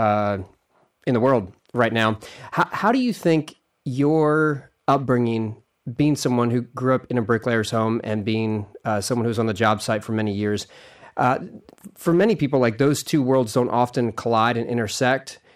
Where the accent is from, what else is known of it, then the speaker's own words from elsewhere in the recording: Austin, Texas, United States; also born or lived in Abilene, Texas / Philadelphia; I'm from Austin, Texas